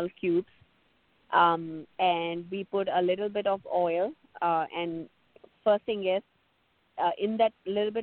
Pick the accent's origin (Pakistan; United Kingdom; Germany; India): India; South India; I come from South India